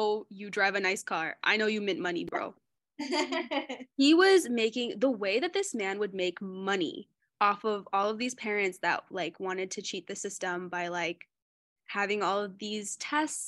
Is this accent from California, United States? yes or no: yes; Fremont, California, United States; I grew up in the San Francisco Bay, specifically Fremont